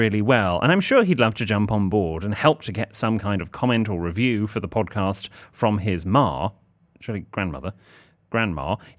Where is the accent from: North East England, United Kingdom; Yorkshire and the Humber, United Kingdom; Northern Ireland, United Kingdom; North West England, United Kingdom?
Yorkshire and the Humber, United Kingdom; Harrogate; We're originally from Harrogate, which is around 20 minutes away from the golf balls and probably a town William would love.